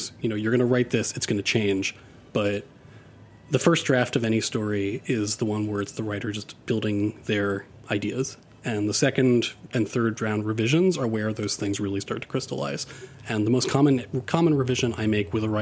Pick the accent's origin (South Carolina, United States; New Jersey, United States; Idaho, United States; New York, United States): New York, United States; New York City; when I was growing up in Queens, almost none of my friends were white